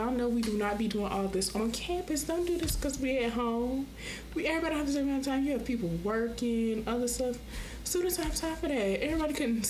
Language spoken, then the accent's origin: English; Rock Hill, South Carolina, United States; also born or lived in Orangeburg, South Carolina; I'm from Rock Hill, but I go to school in Orangeburg, Claflin University